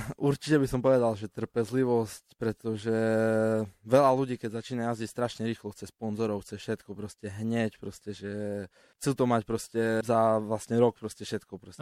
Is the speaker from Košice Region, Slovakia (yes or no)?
yes; Košice, Košice Region, Slovakia; sme tu z Košic cestovali